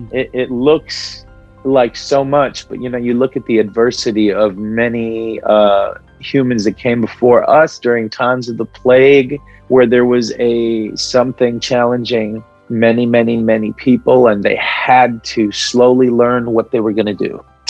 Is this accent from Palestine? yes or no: yes; Palestine; first language Arabic; English is a second language; I'm a Palestinian man, galactic heart, and here meeting with you. I just expressed in Arabic in my native tongue